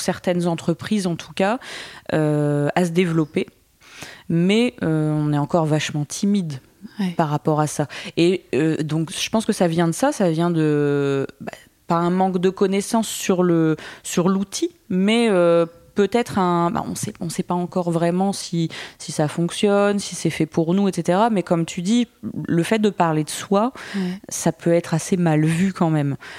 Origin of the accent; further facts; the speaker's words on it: Boulogne, France; also born or lived in Lille; je suis née et j'ai grandi à Boulogne